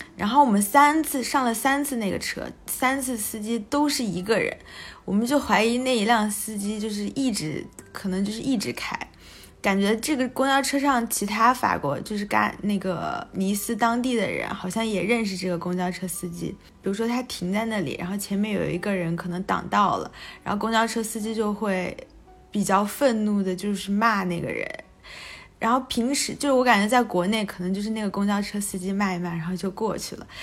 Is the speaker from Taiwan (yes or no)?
no; China; 我们从中国来的